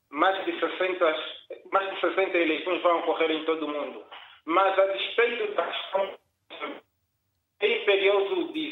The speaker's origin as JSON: {"language": "Portuguese", "region": "Nampula", "country": "Mozambique", "tie": "born or raised there", "moved": "yes", "said": "estive de férias na minha terra natal, isto é, cidade de Moçambique, província de Namibia."}